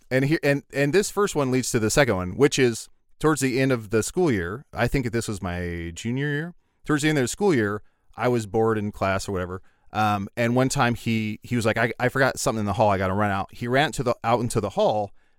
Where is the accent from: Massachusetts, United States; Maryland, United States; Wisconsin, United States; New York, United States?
Wisconsin, United States; Kewaunee; I remember in where I grew up in Kewaunee and other places, anytime there was a substitute, and I think this is universal